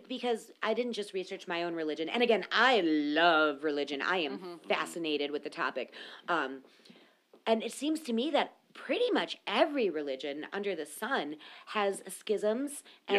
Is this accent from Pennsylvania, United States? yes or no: no; Minnesota, United States; I'm a Minnesotan.